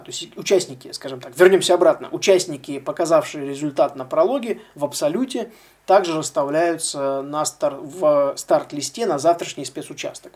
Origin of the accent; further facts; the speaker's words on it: Russia; из России, соответственно, я один из России